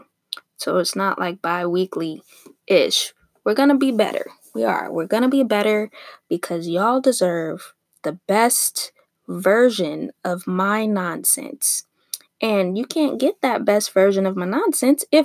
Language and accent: English; Torrance, California, United States; I grew up in Torrance